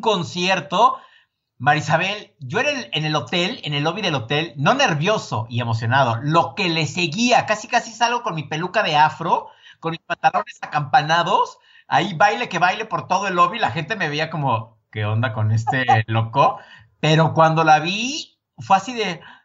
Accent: Mexico; yo, el mexicano

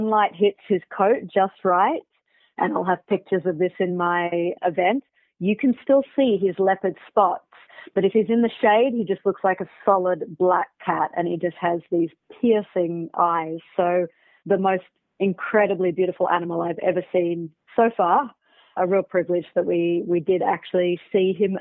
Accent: Australia; now in South Africa; I am originally from Australia, but based in Africa.

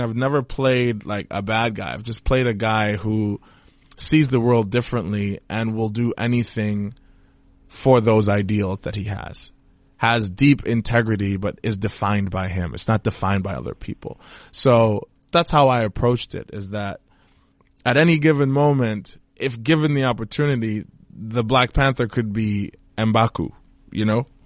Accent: Trinidad & Tobago; I'm from Trinidad and Tobago

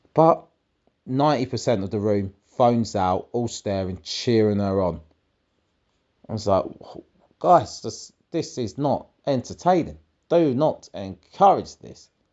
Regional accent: Essex, East of England, United Kingdom; I'm from Essex

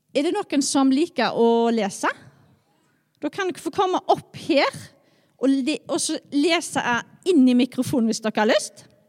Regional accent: Skjold, Rogaland, Norway; jeg er oppvokst i Skjold

